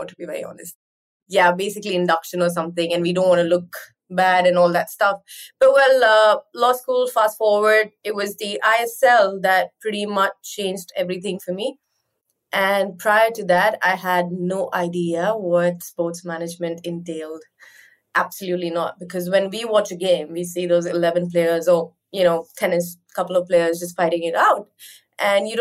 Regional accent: India; being an Indian and living in India

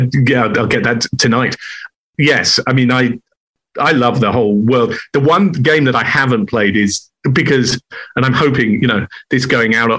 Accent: England, United Kingdom; now in Los Angeles, United States; I'm half German. I'm English. We're outsiders

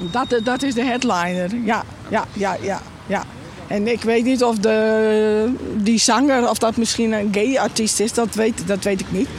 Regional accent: Friesland, Netherlands; ik ben een echte Fries

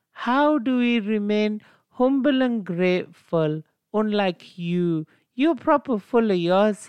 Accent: South Africa; And I'm from South Africa.

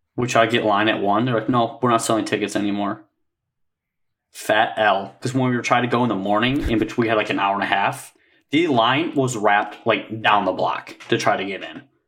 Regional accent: Michigan, United States; we're from Michigan

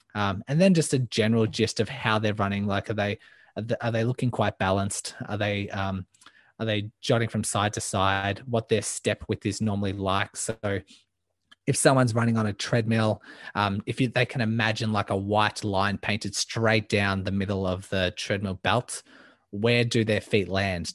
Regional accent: Melbourne, Victoria, Australia; I am from Melbourne, Australia, born and raised

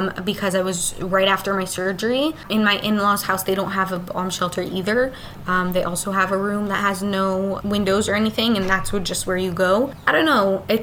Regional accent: Daytona Beach, Florida, United States; also born or lived in Otef Gaza, Israel; now in central Israel, Israel; I'm from Florida. I moved to Israel in Tzuk Eitan, which is the last war. We made Aliyah, my family

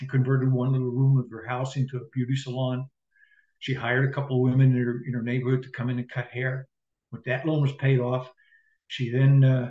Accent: South Africa; Well, I grew up in South Africa under apartheid.

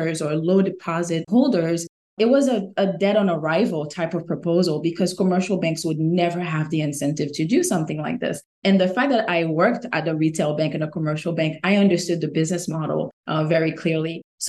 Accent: Haiti; now in United States; I'm originally from Haiti, born and raised. And when I migrated to the US, I became fascinated by the concept of financial markets

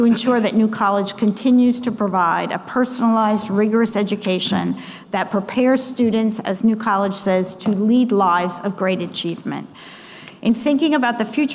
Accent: New Jersey, United States; moved away; I was born and raised in New Jersey, one of five children

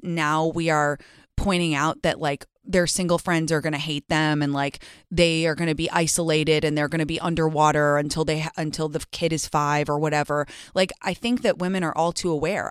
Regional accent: United States; also born or lived in England; I'm American

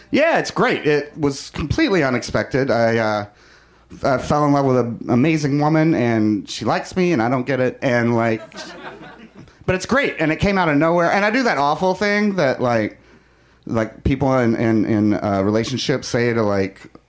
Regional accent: the South, United States; now in Los Angeles, United States; growing up in the South

